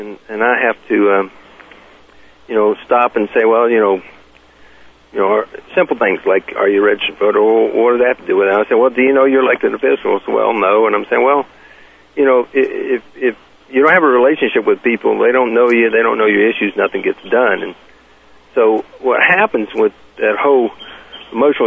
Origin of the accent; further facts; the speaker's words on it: the South, United States; I was born and raised in the South